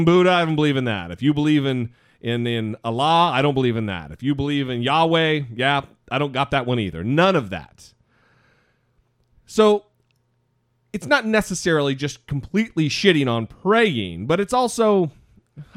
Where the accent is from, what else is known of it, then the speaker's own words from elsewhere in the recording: Orofino, Idaho, United States; moved away; I'm from a little tiny town in northern Idaho called Orofino, Idaho